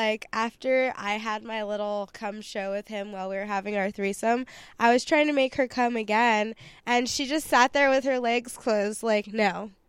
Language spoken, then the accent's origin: English; California, United States; I grew up in California.